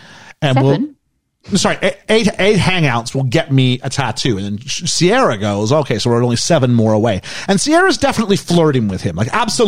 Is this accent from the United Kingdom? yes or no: no; Canada; moved away; I'm from Canada